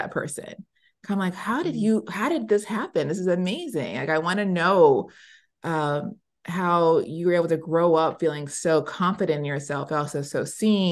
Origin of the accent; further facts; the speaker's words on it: the South, United States; moved away; also born or lived in New York / New Jersey; I grew up in the South.